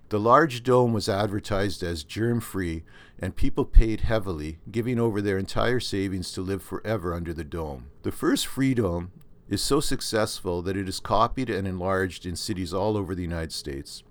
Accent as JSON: {"language": "English", "country": "Canada", "accent": "Canadian", "said": "my Canadian accent"}